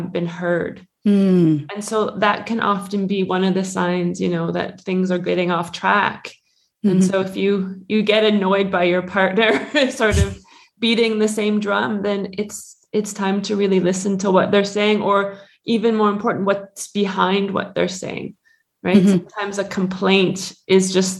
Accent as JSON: {"language": "English", "country": "Canada", "moved": "as an adult", "lives_now": "Switzerland", "said": "I'm originally from Canada, but I've been living in Switzerland now for 21 or 22 years."}